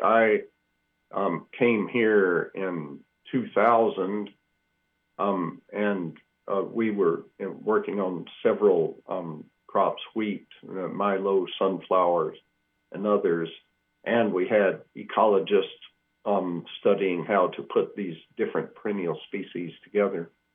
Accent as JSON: {"language": "English", "region": "Georgia", "country": "United States", "tie": "born or raised there", "also_born_or_lived": "Iowa / Manhattan, Kansas", "moved": "as an adult", "said": "I grew up in Georgia"}